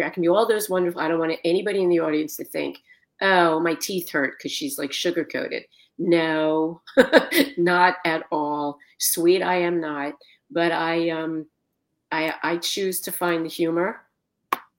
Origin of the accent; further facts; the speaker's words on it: Philadelphia, Pennsylvania, United States; moved away as an adult; also born or lived in New Jersey / Colorado; now in Florida, United States; I was born in Philadelphia, Pennsylvania. Mm-hmm. I grew up in Philadelphia.